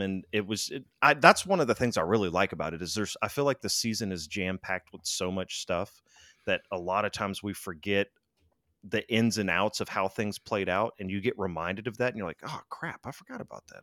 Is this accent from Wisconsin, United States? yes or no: no; Louisiana, United States; also born or lived in Florida; now in Texas, United States; I'm from Louisiana